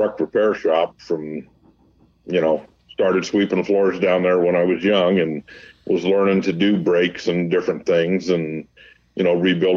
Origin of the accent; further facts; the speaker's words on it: Montclair, California, United States; also born or lived in Pomona, California / Downey, California / Upland, California; I was born in Pomona Hospital, grew up in Montclair, moved to Downey area briefly, back to Montclair